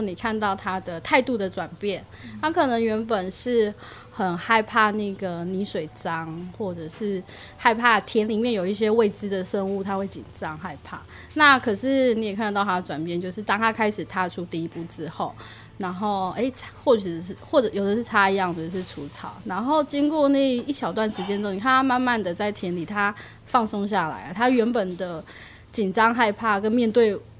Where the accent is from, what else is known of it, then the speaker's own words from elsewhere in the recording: Miaoli County, Taiwan; now in Yilan, Taiwan; 我自己是，本身是苗栗长大的